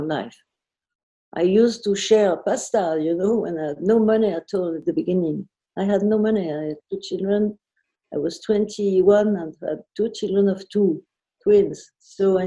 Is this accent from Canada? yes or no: no; Versailles, Île-de-France, France; I was raised in Versailles